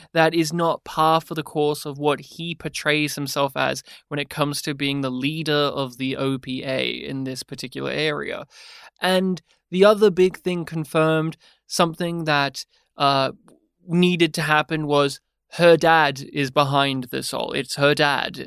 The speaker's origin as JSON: {"language": "English", "country": "Australia", "said": "as an Australian podcaster"}